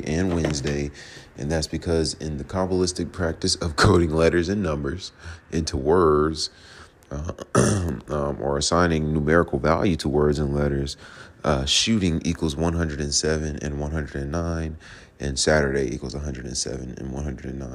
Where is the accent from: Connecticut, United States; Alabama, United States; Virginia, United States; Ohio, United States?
Virginia, United States; also born or lived in Georgia; now in Atlanta, United States; I'm from Virginia